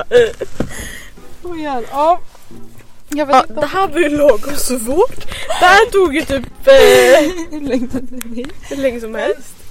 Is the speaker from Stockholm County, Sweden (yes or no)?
no; Skåne, Sweden; accent: Scanian; Jag känner utanför min skånska.